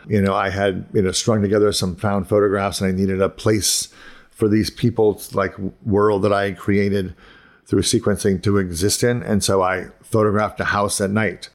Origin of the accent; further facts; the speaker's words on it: Ohio, United States; moved away as an adult; also born or lived in Pittsburgh / Boston; I grew up in Ohio and then I moved to, like, to Pittsburgh and Boston